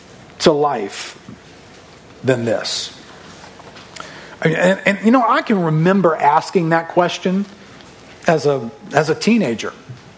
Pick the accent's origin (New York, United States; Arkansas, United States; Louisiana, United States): Louisiana, United States; River Ridge; I'm a local. I grew up in River Ridge, so I'm not from too far from here